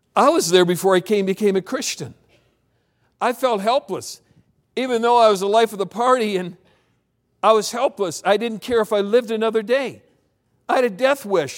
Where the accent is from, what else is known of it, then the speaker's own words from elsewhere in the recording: Michigan, United States; moved away; also born or lived in South Pacific / Southern California / Minneapolis; I grew up in Michigan